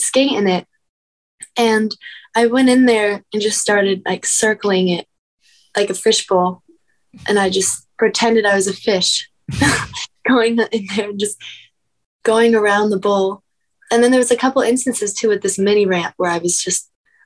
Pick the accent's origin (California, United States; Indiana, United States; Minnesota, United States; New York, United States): California, United States; Encinitas; I was born and raised in Encinitas, California.